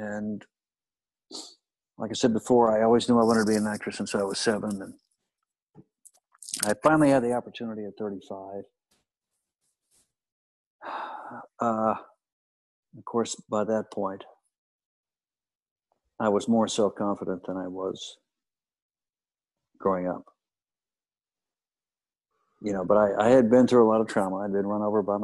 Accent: Kansas City, United States; moved away; growing up in Kansas City

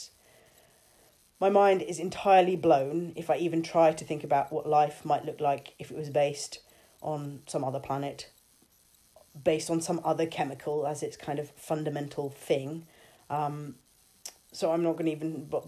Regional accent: London, United Kingdom; moved away as an adult; now in Saintfield, United Kingdom; I grew up in London and Erin and I lived there until 2016

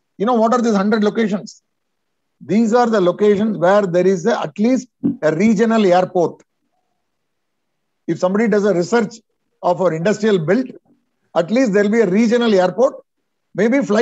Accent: Vellore, Tamil Nadu, India; Vellore, yeah, my hometown, you know. Vellore is where I was born.

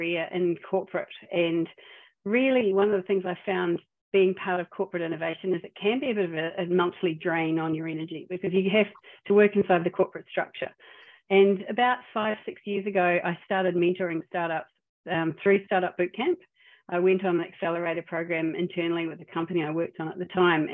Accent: New Zealand; now in Australia; I'm a New Zealander

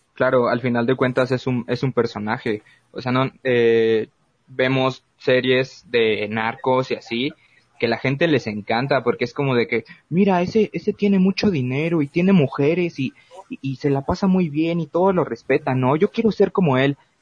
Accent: Mexico; nuestro potencial que tenemos como mexicanos

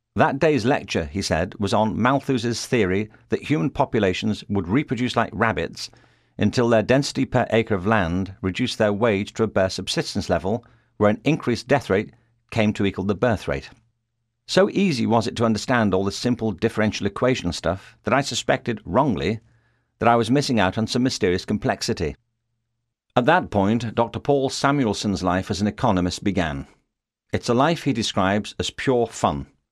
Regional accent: Liverpool, North West England, United Kingdom; moved away as an adult; now in Los Angeles, United States; I was born in Liverpool, England, and in the nineteen sixties I went to a school there

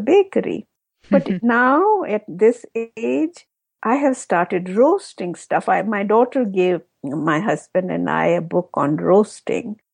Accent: Jammu and Kashmir, India; moved away; my husband and I, we are both from Kashmir in India

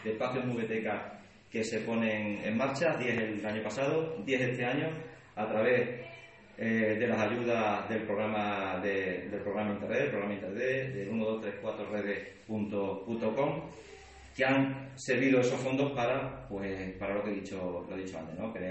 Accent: La Zarza, Extremadura, Spain; ya sabéis que soy, soy de la Zarza, pero más que un pueblo vecino, un pueblo, un pueblo hermano.

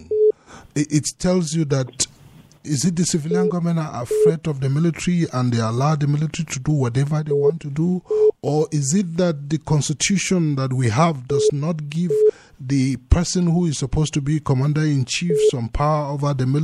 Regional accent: Nigeria; as a Nigerian

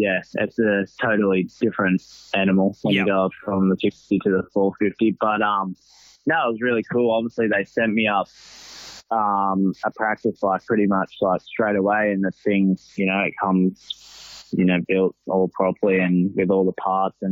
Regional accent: Sydney, New South Wales, Australia; moved away; I'm originally from Sydney

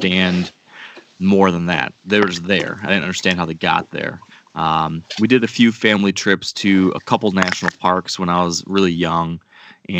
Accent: Western Michigan, United States; I grew up in Western Michigan

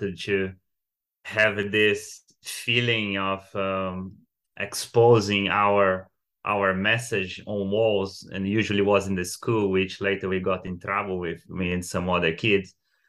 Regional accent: Brazil; now in London, United Kingdom; I'm 31 and I moved from Brazil few countries before I get to London where I'm based now

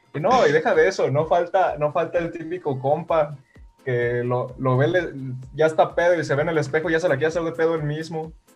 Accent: Guanajuato, Mexico; Yo soy de aquí de Guanajuato Capital

